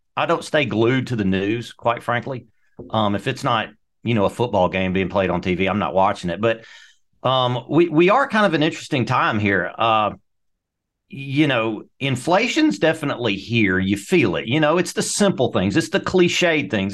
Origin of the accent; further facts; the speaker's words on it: Mississippi Delta, United States; moved away; when I grew up in the Mississippi Delta, we had 45 acres was my backyard